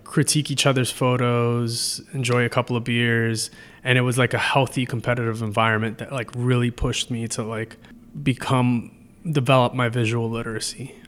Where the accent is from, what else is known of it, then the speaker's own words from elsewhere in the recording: New York City, New York, United States; moved away as an adult; also born or lived in Hunts Point, Bronx / Colby (college, Maine); now in Trenton, United States; growing up in the Bronx, I started taking the train to school when I was, like, twelve